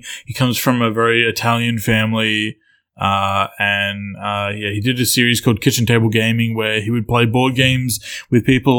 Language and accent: English; Australia; I grew up in Australia